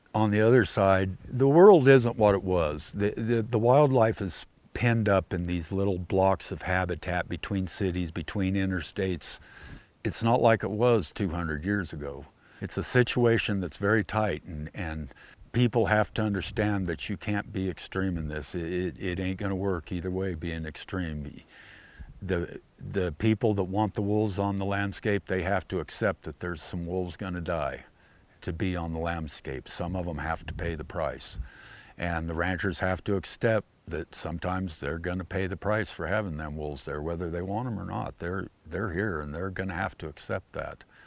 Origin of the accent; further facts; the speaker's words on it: Great Plains, United States; now in Jackson, Montana, United States; When I was growing up in the Plains states, every five, ten miles, there was a little town.